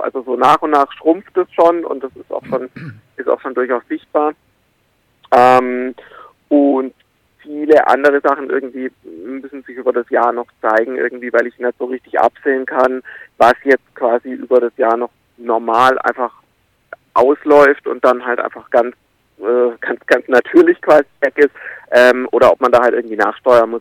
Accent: Karlsruhe area, Baden-Württemberg, Germany; ich bin im, im Umland irgendwie aufgewachsen, ich bin mit acht da zum ersten Mal hin

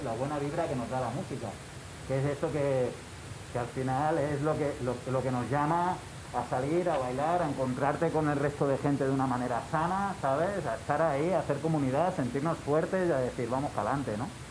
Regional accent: Granada, Andalusia, Spain; nosotros venimos de Granada

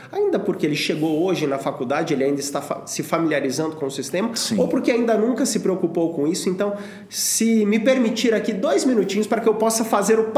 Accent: Monte Sião, Minas Gerais, Brazil; eu sou lá de Monte Sião, no interior de Minas Gerais.

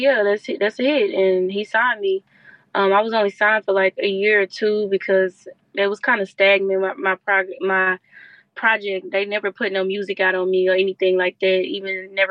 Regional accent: Houston, Texas, United States; I'm from Houston

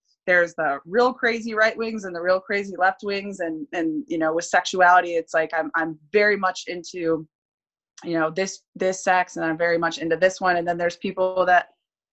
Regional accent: Midwest, United States; moved away as an adult; I grew up in the Midwest

